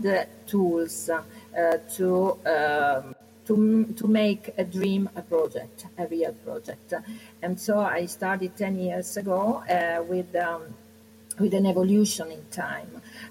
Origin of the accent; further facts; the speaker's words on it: Giovinazzo, Apulia, Italy; now in Rome, Italy; This is the town where I am from, because I live in Rome, but I'm from Puglia